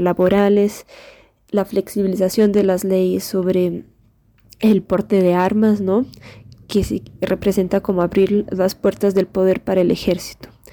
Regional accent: Brazil; moved away as an adult; now in Mexico; soy abogada brasileña, estudiante de la UNAM

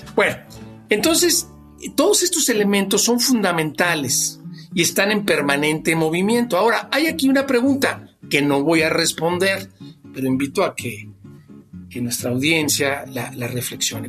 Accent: Mexico; somos mexicanos

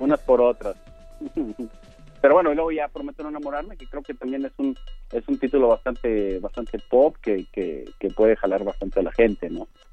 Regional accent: Sonora, Mexico; now in Mexico City, Mexico; Yo soy, yo soy del norte, yo soy de Sonora, y cuando yo llegué a la Ciudad de México

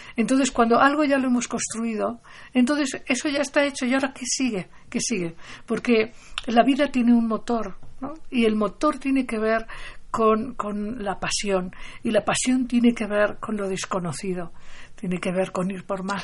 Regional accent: Barcelona, Catalonia, Spain; Yo, cuando era niña, yo nací en Barcelona

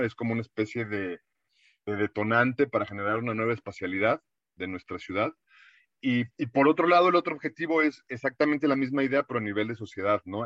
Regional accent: Mexico; habla mucho de nosotros, ya no como mexicanos

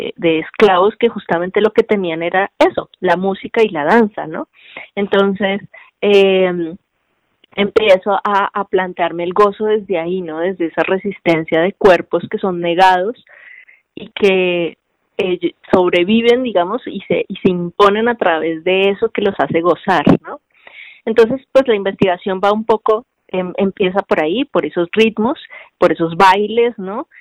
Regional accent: Cartagena, Bolívar, Colombia; accent: costeña; moved away as an adult; also born or lived in Bogotá, Colombia; now in Mexico; de vivir en Cartagena y luego vivir en la capital, que es Bogotá, y cómo, cómo soy tratada en un lugar y en otro

